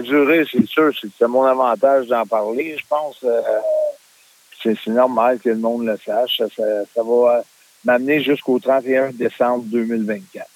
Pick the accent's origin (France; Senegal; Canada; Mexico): Canada; en tant que Canadien